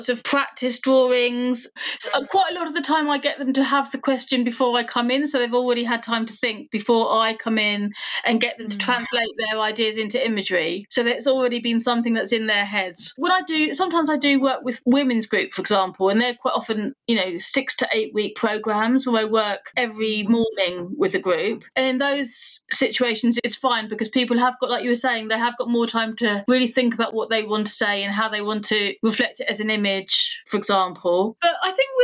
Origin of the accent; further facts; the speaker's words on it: United Kingdom; now in West Sussex, United Kingdom; I'm British Indian.